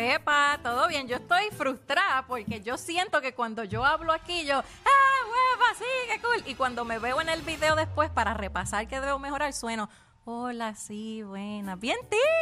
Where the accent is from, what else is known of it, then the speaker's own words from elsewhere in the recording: Puerto Rico; nuestro dialecto